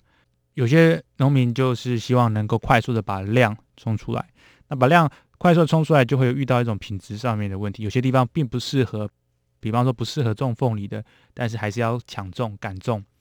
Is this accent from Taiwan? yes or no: yes; Taiwan; 当然是给我们台湾人民非常亲切的感觉。